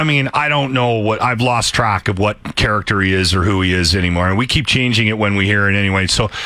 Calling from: Edmonton, Alberta, Canada; I'm calling from Edmonton, Alberta, Canada.

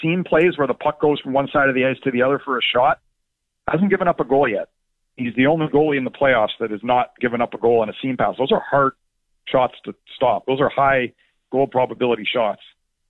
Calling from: New Jersey, United States; I'm in New Jersey, and I'm not even from Toronto.

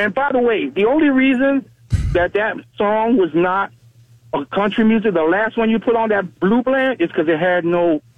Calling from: Navarre, Florida, United States; from Navarre, man.

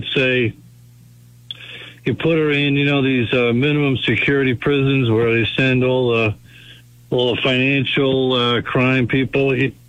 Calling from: Brookline, Massachusetts, United States

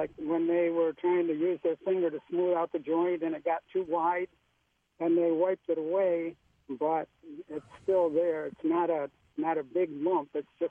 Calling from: Apple Valley, United States; Apple Valley.

